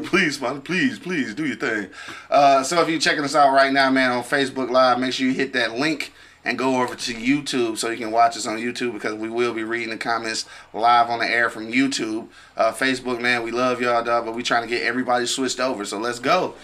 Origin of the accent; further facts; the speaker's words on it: Detroit, Michigan, United States; We from the East Side